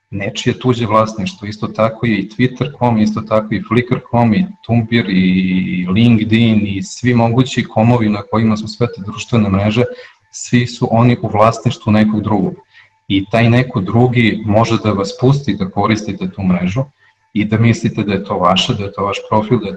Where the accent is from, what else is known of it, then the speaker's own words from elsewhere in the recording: Serbia; kod nas u Srbiji